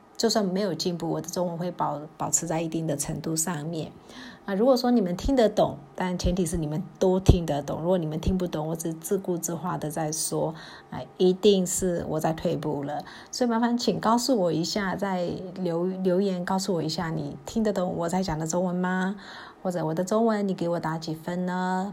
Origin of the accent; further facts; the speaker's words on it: Myanmar; 缅甸，我们在，我们小时候在念书，或者是因为我们还要念缅文，又要念中文